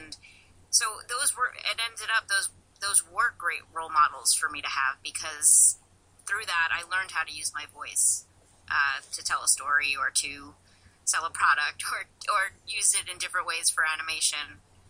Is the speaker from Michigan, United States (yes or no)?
no; New Jersey, United States; if you're listening to this. I grew up in New Jersey. I got rid of the accent, and I used to imitate TV commercials as a little kid